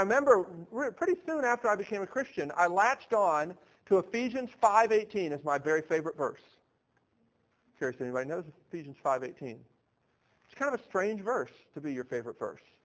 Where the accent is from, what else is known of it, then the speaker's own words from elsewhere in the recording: Baltimore, Maryland, United States; now in Nashville, United States; I grew up in Baltimore, Maryland